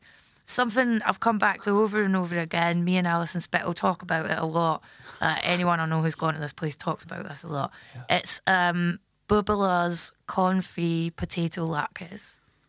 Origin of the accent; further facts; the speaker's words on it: Scotland, United Kingdom; when I was growing up in Scotland